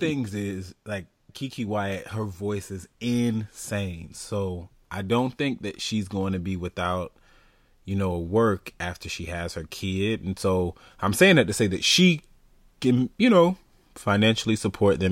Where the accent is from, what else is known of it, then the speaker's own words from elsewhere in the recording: Florida, United States; being from Florida